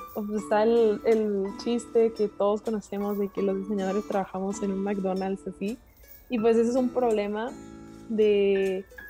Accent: Monterrey, Nuevo León, Mexico; soy de Monterrey, Nuevo León, México

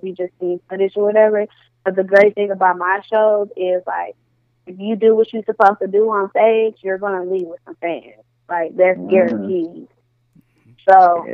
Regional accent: Milwaukee, Wisconsin, United States; now in Atlanta, United States; I'm from Milwaukee, Wisconsin.

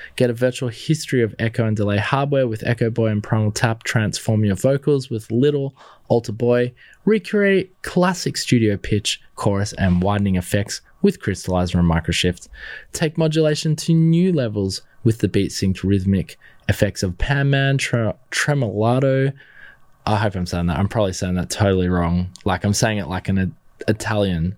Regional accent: Australia; being an Aussie

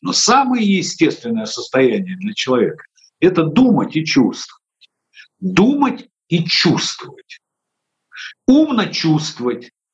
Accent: Odesa, Odesa Oblast, Ukraine; у нас их в Одессе называли рачки

